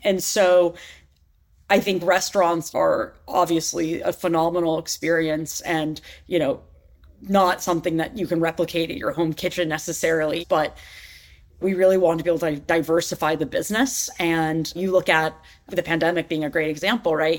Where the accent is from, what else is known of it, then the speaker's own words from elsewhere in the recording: New York City, New York, United States; I grew up in New York City